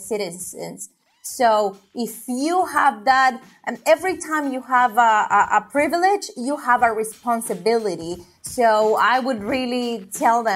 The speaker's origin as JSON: {"language": "English", "country": "Honduras", "moved": "yes", "lives_now": "United States", "said": "I'm from Honduras."}